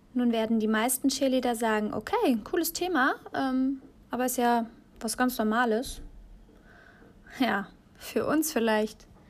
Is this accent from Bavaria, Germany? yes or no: no; Aachen, North Rhine-Westphalia, Germany; moved away; Ich bin aus Aachen weggezogen.